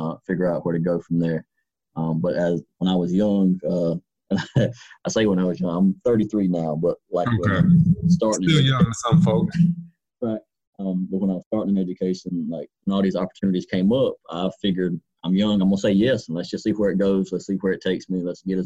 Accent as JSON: {"language": "English", "area": "Duplin County", "region": "Eastern North Carolina", "country": "United States", "tie": "born or raised there", "also_born_or_lived": "Wilmington, North Carolina / Pender County, North Carolina / Greenville, North Carolina / Edgecombe County, North Carolina", "said": "I've always kind of grown up in Eastern North Carolina. I grew up in Duplin County."}